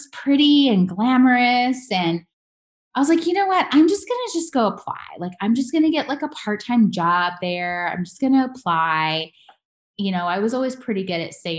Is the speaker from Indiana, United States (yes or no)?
no; Louisville, Kentucky, United States; now in Las Vegas, United States; I'm actually born in Louisville, Kentucky. So yeah. I am a girl from the South, a Southern girl, South Midwest